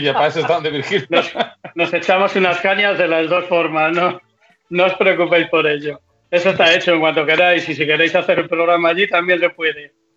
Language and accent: Spanish; Peñaranda, Castile and León, Spain; aquí en mi pueblo